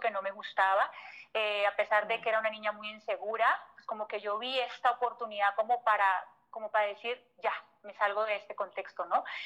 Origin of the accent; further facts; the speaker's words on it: Colombia; moved away as an adult; now in Mexico; Yo siempre digo que soy colombiana de nacimiento, pero de corazón mexicano